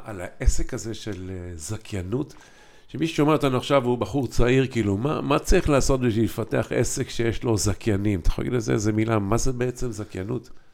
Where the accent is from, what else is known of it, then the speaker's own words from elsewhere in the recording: Haifa, Haifa District, Israel; moved away as an adult; also born or lived in Kfar Shmaryahu / Ramat HaSharon; אנחנו שנים גדלנו בחיפה, כולנו